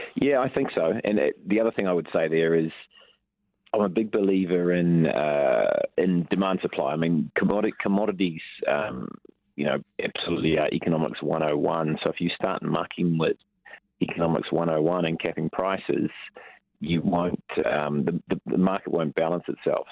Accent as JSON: {"language": "English", "region": "Taranaki", "country": "New Zealand", "said": "I'm from the Naki"}